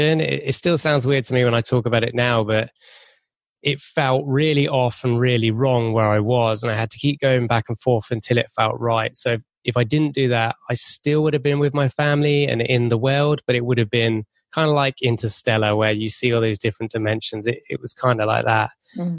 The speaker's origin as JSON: {"language": "English", "region": "England", "country": "United Kingdom"}